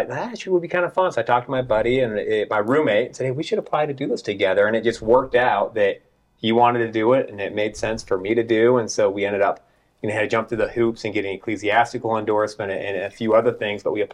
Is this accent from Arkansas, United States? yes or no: no; Salt Lake City, Utah, United States; also born or lived in Logan, Utah / Providence, Utah / Cache Valley, Utah; here in the Cove is where I lived from first grade up until sixth grade